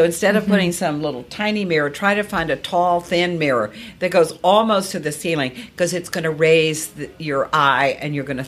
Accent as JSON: {"language": "English", "region": "Virginia", "country": "United States", "tie": "born or raised there", "said": "Well, Virginia, so I grew up in Virginia. Virginia is red clay."}